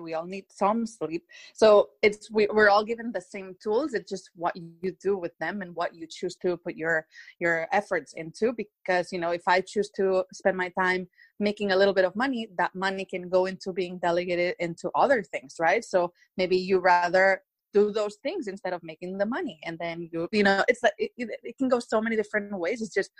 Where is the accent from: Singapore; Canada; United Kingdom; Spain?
Spain; English is a second language; now in Beverly Hills, United States; They didn't even know I was from Spain and that my whole family has been living through coronavirus for weeks and weeks.